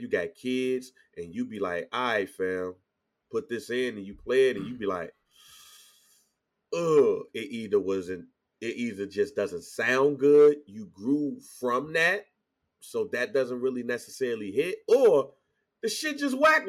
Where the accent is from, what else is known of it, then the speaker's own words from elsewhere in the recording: St. Louis, Missouri, United States; I'm from St. Louis